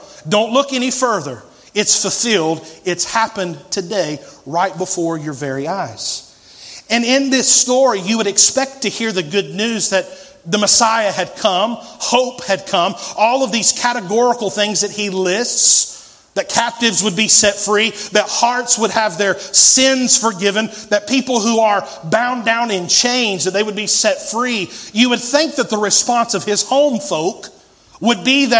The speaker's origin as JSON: {"language": "English", "town": "Asheville", "region": "North Carolina", "country": "United States", "tie": "born or raised there", "also_born_or_lived": "Mexico / Costa Rica", "moved": "as an adult", "said": "I was born here, raised here"}